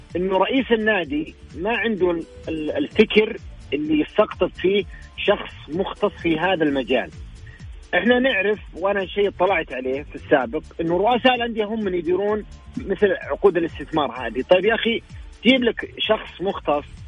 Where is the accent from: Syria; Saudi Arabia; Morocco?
Saudi Arabia; عندنا في السعودية